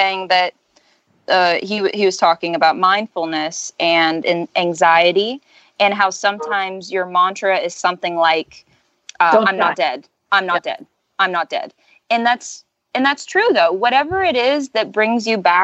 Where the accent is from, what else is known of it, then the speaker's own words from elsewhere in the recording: Orlando and Ocala area, Florida, United States; now in Tallahassee, United States; I'm in Tallahassee, Florida, and I'm from Orlando and Ocala area